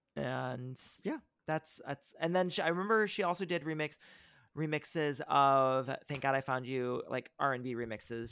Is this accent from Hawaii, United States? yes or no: no; near South Bend, Indiana, United States; my hometown